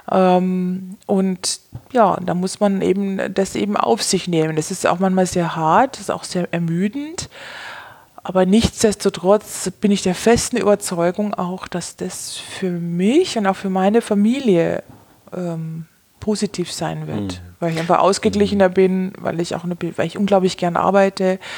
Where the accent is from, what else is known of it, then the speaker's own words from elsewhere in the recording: Bavaria, Germany; Also ich komme aus Bayern ähm, und wir sind in der Nähe von München.